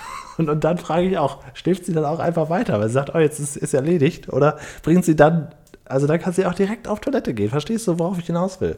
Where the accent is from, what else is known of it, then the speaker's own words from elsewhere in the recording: Cuxhaven district, Lower Saxony, Germany; ich bin ja auf dem Dorf aufgewachsen, im Landkreis Cuxhaven